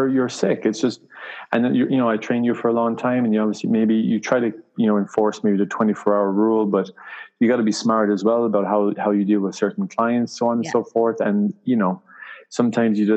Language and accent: English; Ireland; moved away; I'm from Ireland originally.